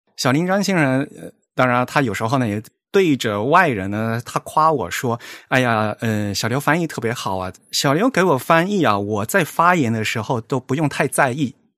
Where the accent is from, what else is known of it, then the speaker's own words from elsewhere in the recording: Fujian, China; now in Tokyo, Japan; 我是福建人，然后我们家老家那条河叫汶川西，然后我现在在东京